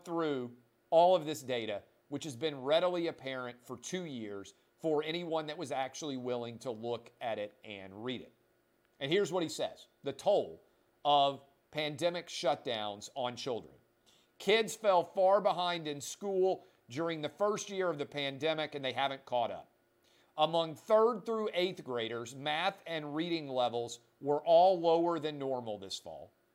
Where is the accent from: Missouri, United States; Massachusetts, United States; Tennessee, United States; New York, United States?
Tennessee, United States; Nashville; also born or lived in Washington, D.C.; my hometown of Nashville